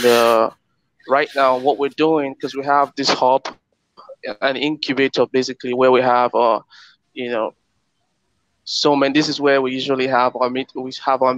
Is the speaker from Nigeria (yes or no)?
yes; Nigeria; my home country, Nigeria